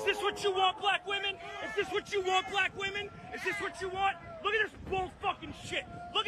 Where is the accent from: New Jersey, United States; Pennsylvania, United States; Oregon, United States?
Pennsylvania, United States; Philadelphia; I'm from Philly.